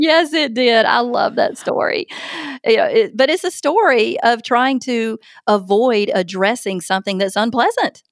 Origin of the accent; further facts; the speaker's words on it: Opelika, Alabama, United States; my hometown of Opelika, Alabama